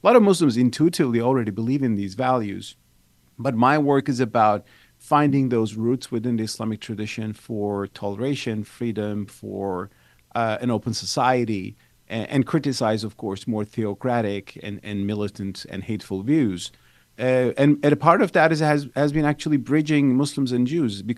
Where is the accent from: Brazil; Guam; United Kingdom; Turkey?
Turkey; moved away as an adult; now in United States; I'm originally from Turkey.